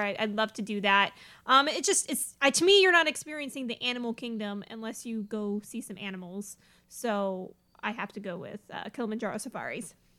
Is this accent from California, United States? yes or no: yes; Southern California, United States; I grew up mostly in Southern California